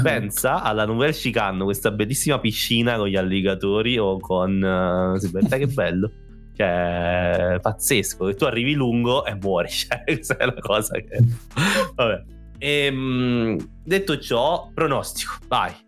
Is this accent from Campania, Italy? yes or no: yes; Naples, Campania, Italy; noi siamo indietro, siamo terroni